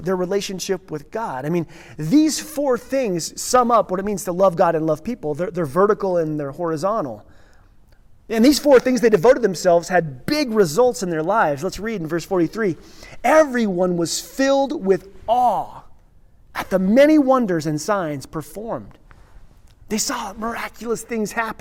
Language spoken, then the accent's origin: English; Redstone, Colorado, United States; Pastor's kid growing up in Redstone